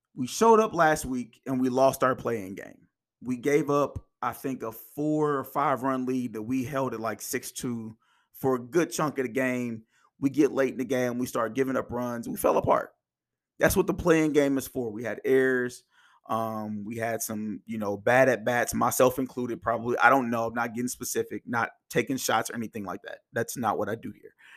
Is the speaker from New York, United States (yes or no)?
no; Indiana, United States; also born or lived in Kansas; I was born in Kansas. I moved to Indiana when I was about five or six